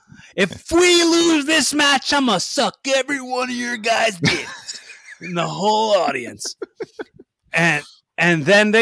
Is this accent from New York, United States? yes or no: no; Philadelphia, Pennsylvania, United States; But like I'm from Philly.